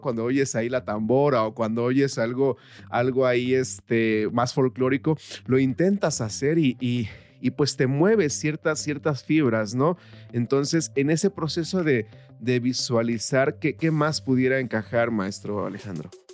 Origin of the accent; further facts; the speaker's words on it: Guerrero, Mexico; yo soy del estado de Guerrero